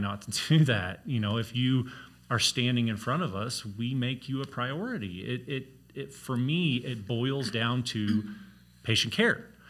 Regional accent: Missouri, United States; moved away as an adult; now in Colorado, United States; originally we're from Missouri, born and raised in Missouri, born and raised on a farm

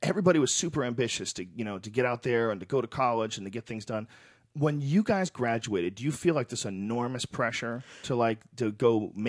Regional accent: Newton, Massachusetts, United States; now in California, United States; I grew up in Newton, Massachusetts, and Newton was, you know, a lot of successful people lived there, you know, a lot of people who were like, you know, doctors and lawyers

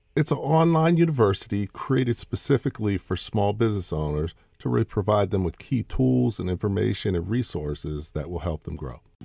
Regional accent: Pittsburgh, Pennsylvania, United States; I grew up in Pittsburgh, Pennsylvania

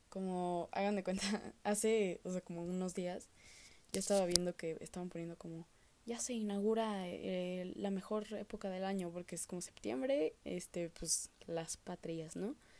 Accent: Mexico; como los mexicanos

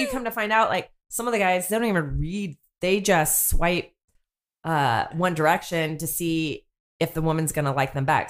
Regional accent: North Bay, California, United States; moved away as an adult; now in South Bay, United States; I grew up in the North Bay, and I've been living down here in the South Bay for quite some time now

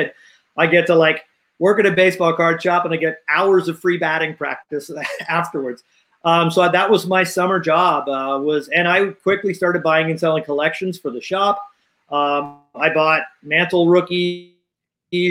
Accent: Los Angeles, California, United States; I grew up in Los Angeles in the suburbs of L.A.

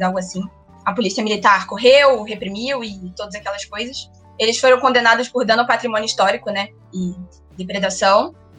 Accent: Rio de Janeiro, Brazil; eu sou carioca, nasci no Rio

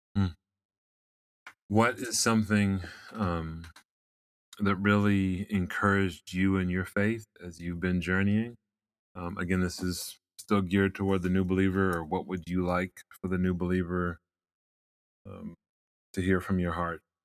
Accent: Maryland, United States; I'm from Maryland

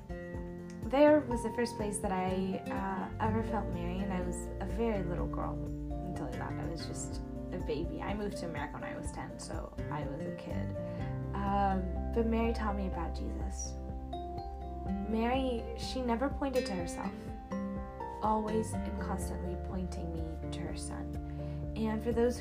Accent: Harissa, Keserwan-Jbeil, Lebanon; I was born in Lebanon

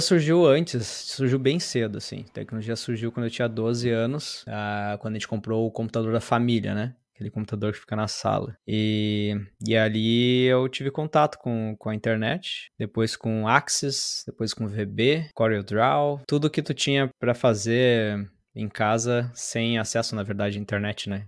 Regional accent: São Jerônimo, Rio Grande do Sul, Brazil; moved away; also born or lived in Porto Alegre; São Jerônimo, interior. Eu sou do interior do, do Rio Grande do ah, Sul.

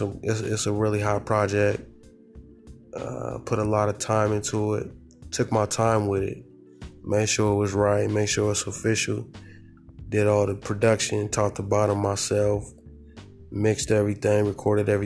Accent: Southern California, United States; I'm from the Golden State, I'm from Southern California

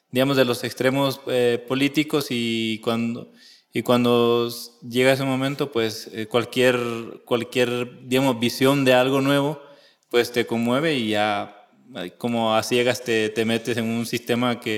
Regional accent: El Salvador; also born or lived in Honduras; pues soy salvadoreño, pero por razones de la historia, pues yo nací en Honduras y ya con esto, pues es como como el, inicio de, una vida que pues viene marcada por, pues, por la, división entre dos países

